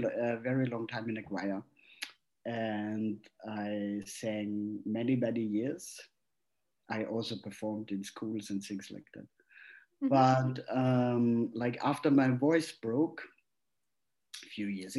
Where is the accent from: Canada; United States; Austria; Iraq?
Austria; moved away as an adult; also born or lived in Vienna; now in Berlin, Germany; I'm from Austria, but now living in Berlin